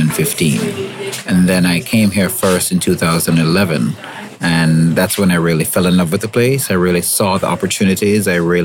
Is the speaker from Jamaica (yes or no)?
yes; Jamaica; moved away as an adult; now in Ghana; I'm Jamaican and now Jamaican and Ghanaian. I just received my Ghanaian citizenship because I consider myself a global citizen. And I came here from Jamaica probably 8 or 9 years ago now. And I decided to settle in Ghana because it's very similar.